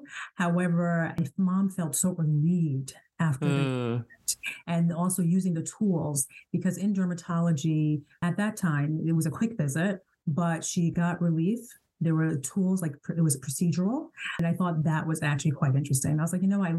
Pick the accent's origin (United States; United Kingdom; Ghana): Ghana; I'm a Ghanaian, and my parents are both doctors, you know, being African